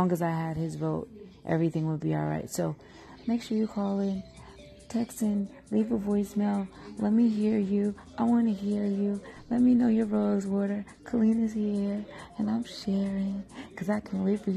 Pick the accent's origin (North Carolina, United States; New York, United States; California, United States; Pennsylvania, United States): Pennsylvania, United States; Philadelphia; I'm from Philly